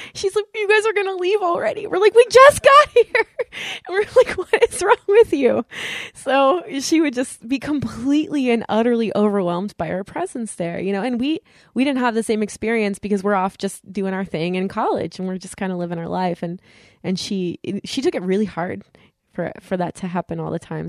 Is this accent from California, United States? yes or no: yes; California, United States; now in East Coast, United States; I'm from California and we live in the East Coast